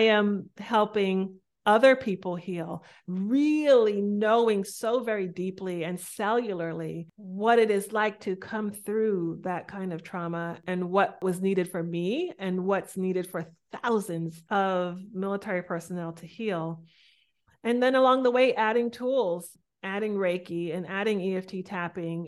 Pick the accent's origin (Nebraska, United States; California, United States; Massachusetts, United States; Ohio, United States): Massachusetts, United States; Boston; I'm from Boston. I was raised by very deeply cultural Jamaican parents who immigrated to Boston.